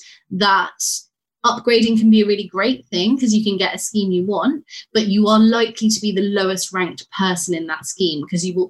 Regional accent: London, United Kingdom; I grew up in North London, so I was really familiar with the area

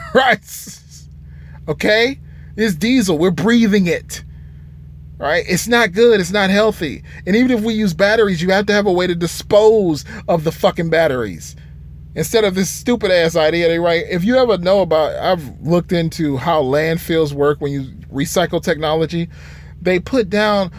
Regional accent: Michigan, United States; I'm from Michigan

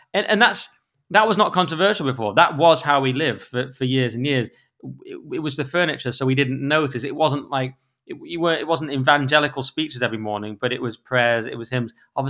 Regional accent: North West England, United Kingdom; But of course, I grew up in the Lakes in the 80s and 90s. It may as well have been a different, well, it was a different century.

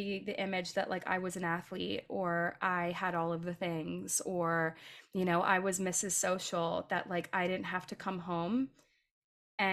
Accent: right outside of Philadelphia, Pennsylvania, United States; I grew up right outside of Philadelphia

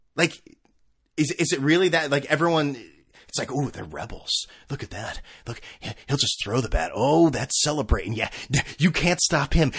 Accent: Connecticut, United States; now in California, United States; I'm originally from Connecticut.

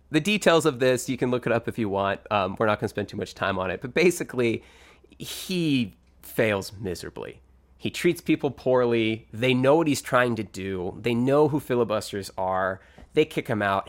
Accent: Northern California, United States; we're from Northern California because I call it New Orleans

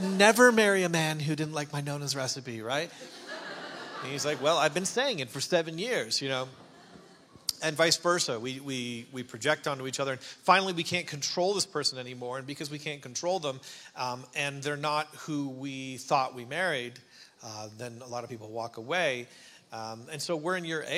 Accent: Canada; moved away; And I'm Canadian. My dad is a pastor. Yeah, exactly. And my dad is a pastor in Ontario on the East Coast.

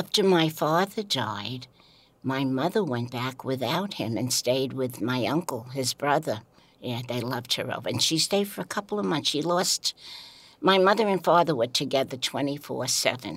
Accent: New York City, New York, United States; the Brooklyn that I grew up

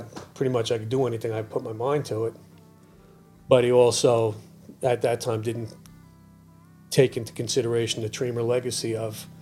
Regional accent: New York City, New York, United States; I'm 22 from Staten Island

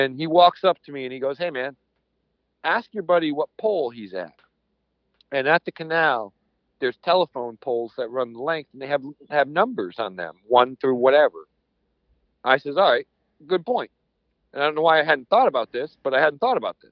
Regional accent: Connecticut, United States; I'm from Connecticut

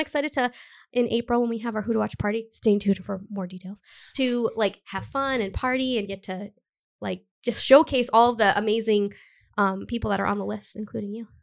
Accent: Cumberland, Rhode Island, United States; also born or lived in Providence, Rhode Island; I grew up in Cumberland. I've lived in Providence for, like, almost ten years

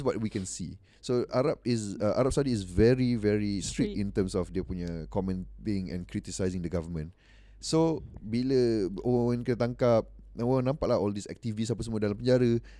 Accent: Malaysia

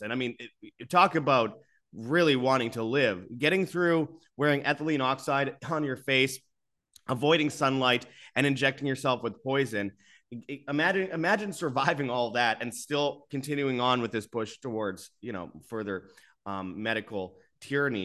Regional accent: Winnipeg, Manitoba, Canada; Winnipeg Canada, for example, the, my hometown

